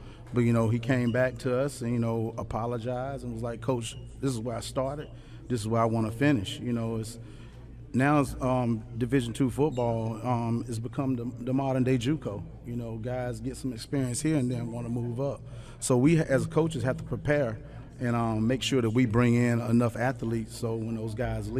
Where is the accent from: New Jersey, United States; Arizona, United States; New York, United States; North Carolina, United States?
North Carolina, United States; Durham; I'm from Durham.